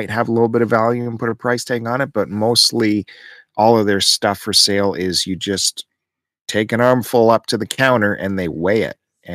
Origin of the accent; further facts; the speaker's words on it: Belleville, Ontario, Canada; I grew up with one in Belleville, Zap Records.